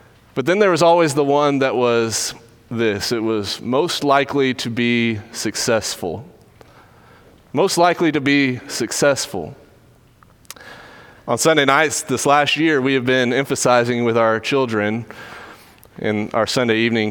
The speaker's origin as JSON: {"language": "English", "town": "Dripping Springs", "region": "Texas", "country": "United States", "tie": "born or raised there", "said": "Drove through my hometown yesterday on the way to Alex Simmons' wedding and was thinking a lot about growing up there. It's a lot like Katy in a lot of ways in that it is kind of getting swallowed up by Houston, Dripping Springs is"}